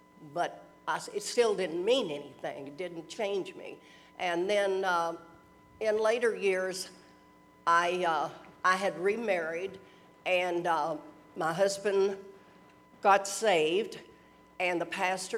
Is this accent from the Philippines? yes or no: no; Louisville, Kentucky, United States; I was born and grew up in Louisville